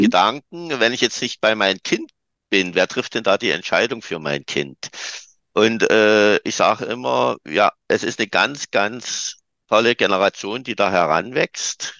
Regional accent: Saxony, Germany; also born or lived in Dresden; Bei uns in Sachsen, in den neuen Bundesländern

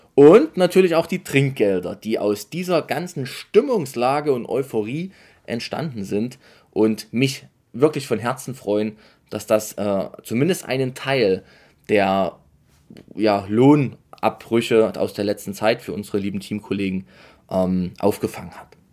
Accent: near Dresden, Saxony, Germany; ich komme aus der Nähe von Dresden

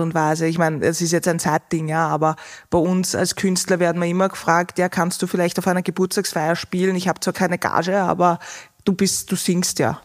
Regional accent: Austria

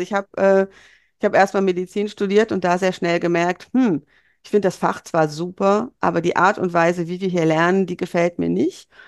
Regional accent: Bonn, North Rhine-Westphalia, Germany; ich bin in, in Bonn geboren und aufgewachsen

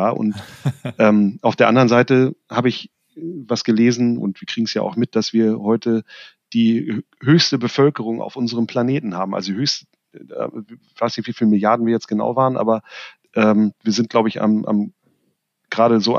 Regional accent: Germany

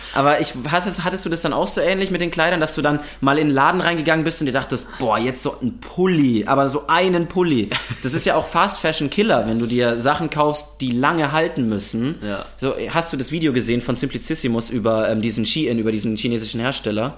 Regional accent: Würzburg, Bavaria, Germany; now in Berlin, Germany; Ich bin aber eigentlich aus Würzburg

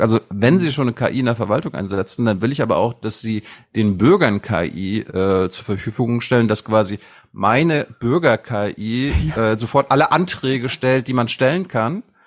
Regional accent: Mecklenburg-Vorpommern, Germany; als Mecklenburger sage ich mir, wir haben da eh kaum Internet oben

